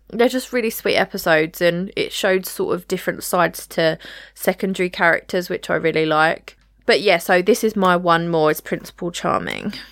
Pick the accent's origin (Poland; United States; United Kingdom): United Kingdom; us as British people